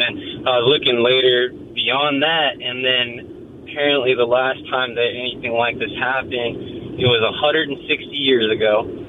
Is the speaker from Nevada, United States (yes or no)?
yes; Las Vegas, Nevada, United States; I'm from Las Vegas